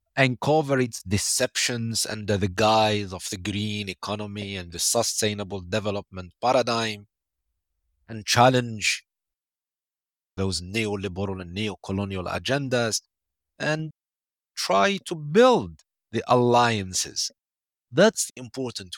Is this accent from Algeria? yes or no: yes; Algeria; my home country, Algeria